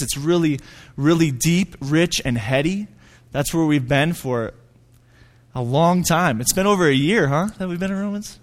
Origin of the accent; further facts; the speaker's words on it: Hudson, Wisconsin, United States; moved away as an adult; now in Flagstaff, United States; I grew up in Hudson, Wisconsin.